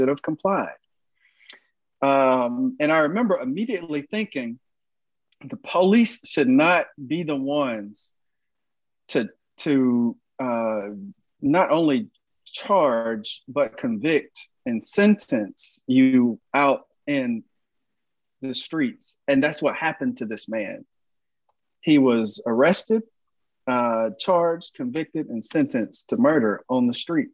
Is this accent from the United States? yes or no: yes; Georgia, United States; Georgia. That's my home state.